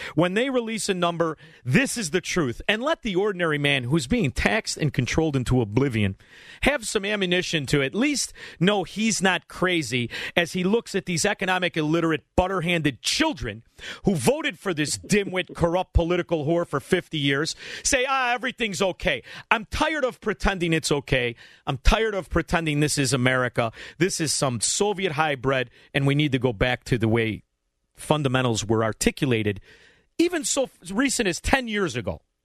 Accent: Illinois, United States; we're from Illinois

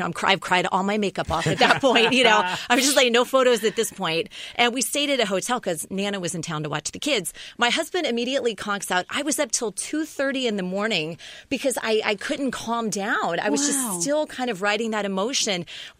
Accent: the South, United States; Well, I grew up in the South, and I went to Catholic school.

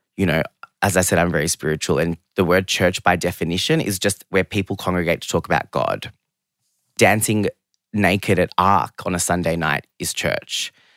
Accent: Geelong, Victoria, Australia; English is a second language; also born or lived in London; I grew up in Geelong, which I love.

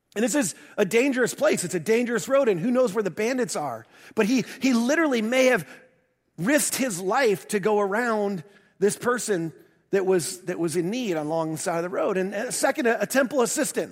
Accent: the North, United States; moved away; also born or lived in the South (US); I'm a transplant to the South. Um, I grew up in the North

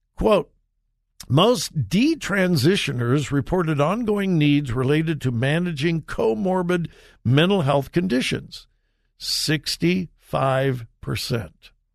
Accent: Southern California, United States; now in Ohio, United States; I grew up in Southern California

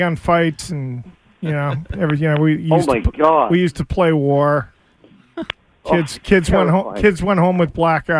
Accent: Northern Canada, Canada; I'm from Northern Canada

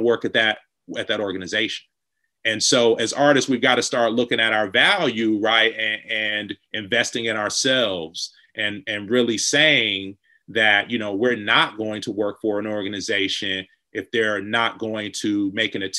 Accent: Detroit, Michigan, United States; growing up in Detroit

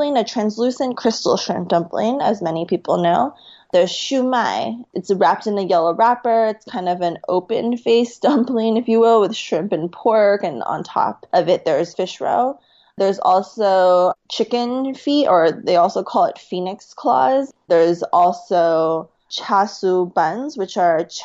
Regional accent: West Coast, United States; now in southern China; I'm also from the West Coast.

